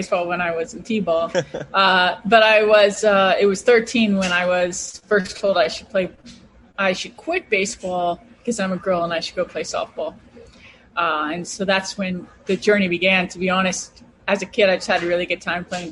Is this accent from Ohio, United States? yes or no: yes; Cleveland, Ohio, United States; also born or lived in Los Angeles; I grew up, we moved to Cleveland, and I grew up getting to go to baseball games with my grandfather